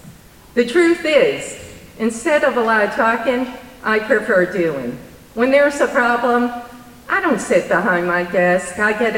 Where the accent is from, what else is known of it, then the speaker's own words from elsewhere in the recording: Troy, New York, United States; Troy is in my blood. I'm born and raised in North Central, grew up in the Burg, daughter of a Troy policeman.